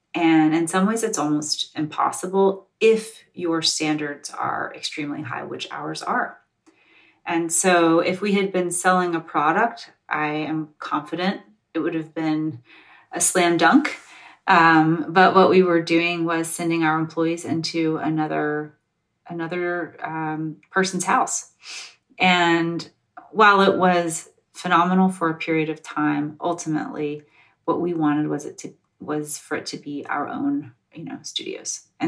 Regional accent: North Carolina, United States; also born or lived in Georgia; So I'm from the South. I was born in Georgia and I grew up in North Carolina.

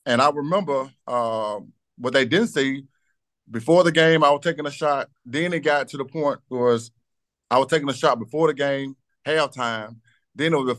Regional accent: Batesville, Mississippi, United States; I came from South Panola High School

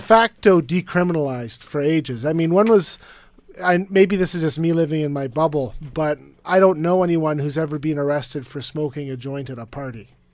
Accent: British Columbia, Canada; as a British Columbian

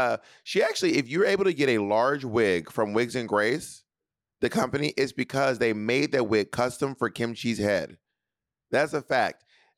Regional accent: Atlanta, Georgia, United States; moved away; also born or lived in Columbus / New York City; I was born in Atlanta. I would say my home, I was born in Columbus. I would say my hometown is Atlanta.

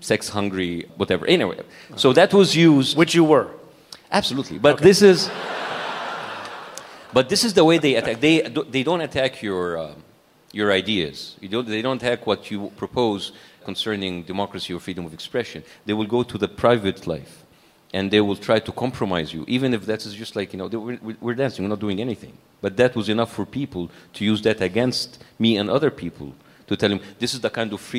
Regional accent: Cairo, Cairo Governorate, Egypt; It, we were middle class, as I said, and, and we feel privileged according like to a country like Egypt, a developing country like Egypt.

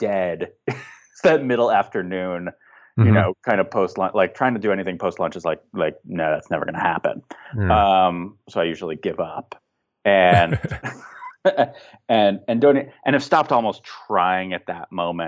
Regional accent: San Fernando and San Gabriel Valley, California, United States; I grew up in the San Fernando and San Gabriel Valley. So it was like, this is my home

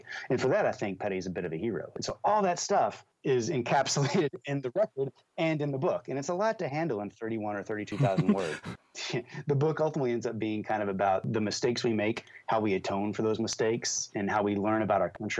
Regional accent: Louisville, Kentucky, United States; I grew up in Louisville, Kentucky, and so I feel like Louisville, Kentucky is Southern.

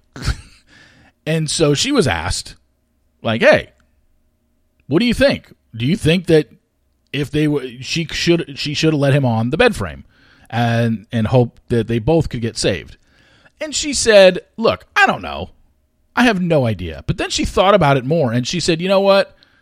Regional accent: Orange County, California, United States; I grew up in Orange County.

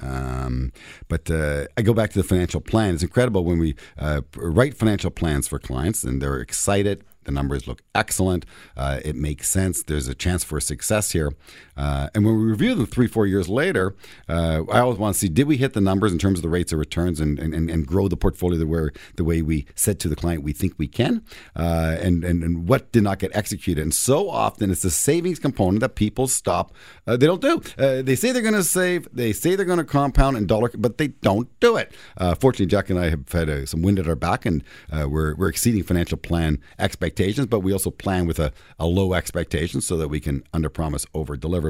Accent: Toronto, Ontario, Canada; I'm born and raised in Toronto

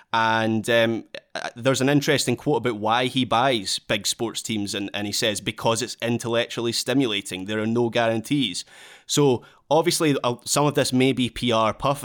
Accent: Scotland, United Kingdom; accent: Scottish

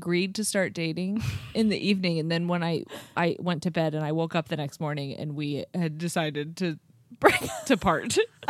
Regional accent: small town Ohio, United States; we're from small town Ohio.

